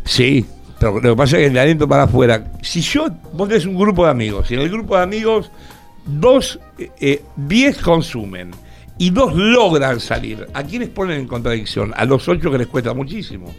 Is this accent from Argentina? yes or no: yes; Argentina; como buen argentino que soy